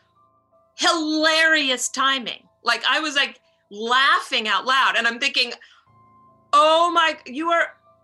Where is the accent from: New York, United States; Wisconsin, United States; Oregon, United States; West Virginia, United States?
New York, United States; New York City; I'm from New York City